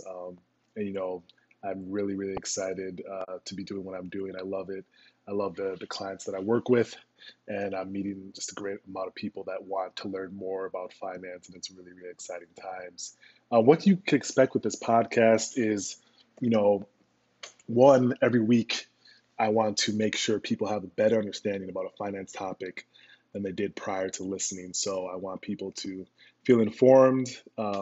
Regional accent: Minnesota, United States; moved away as an adult; also born or lived in Chicago; I'm from Minnesota and, you know, went to business school at the University of Chicago Booth

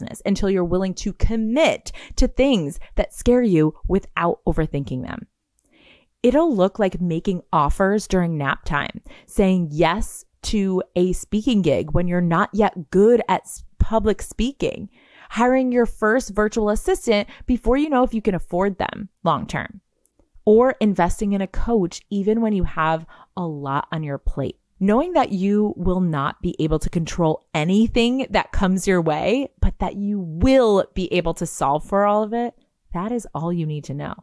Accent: Garden City, United States; born or raised there

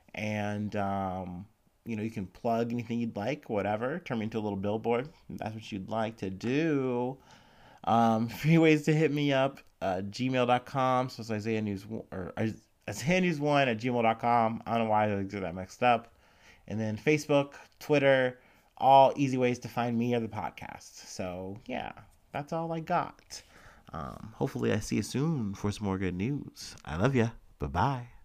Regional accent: Ohio, United States; accent: Ohio; my Ohio accent

